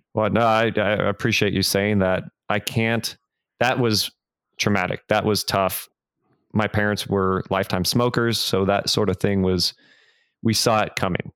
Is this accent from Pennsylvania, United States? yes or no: no; Fremont, California, United States; moved away as an adult; also born or lived in San Francisco; now in Nashville, United States; I was born in San Francisco. My brother and I were, and we grew up in the East Bay in Fremont.